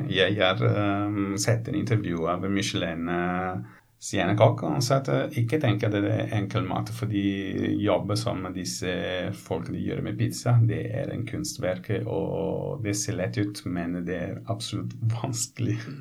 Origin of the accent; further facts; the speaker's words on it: Ponza, Lazio, Italy; Norwegian is a second language; now in Norway; Jeg kommer fra en øy. Du vet at jeg kommer fra Ponsa